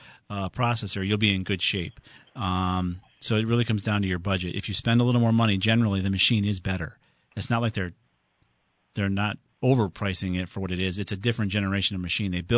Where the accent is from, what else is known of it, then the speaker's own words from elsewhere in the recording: Southington, Connecticut, United States; my hometown of Southington